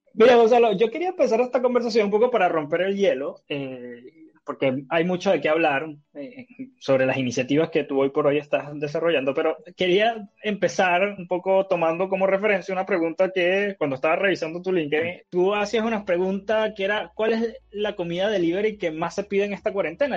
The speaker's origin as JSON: {"language": "Spanish", "country": "Venezuela", "moved": "yes", "lives_now": "Chile", "said": "en Venezuela, que es de donde yo soy"}